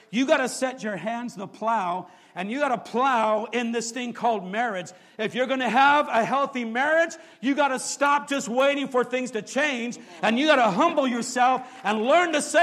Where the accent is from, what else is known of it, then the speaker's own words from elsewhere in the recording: San Jose, California, United States; I grew up here in San Jose. I grew up right off of Julian Street, went to San Jose High School.